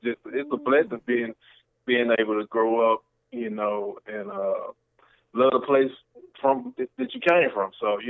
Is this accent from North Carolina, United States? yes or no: no; Memphis, Tennessee, United States; I'm from Memphis, Tennessee, man.